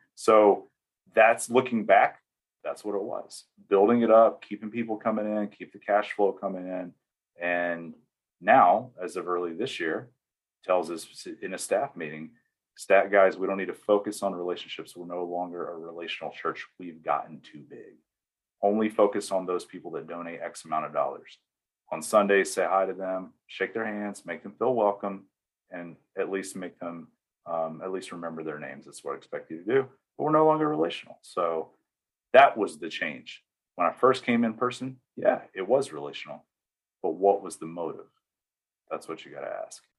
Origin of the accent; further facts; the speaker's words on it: East Tennessee, United States; moved away as an adult; now in Arizona, United States; I'm from East Tennessee, deep South. i was born and raised there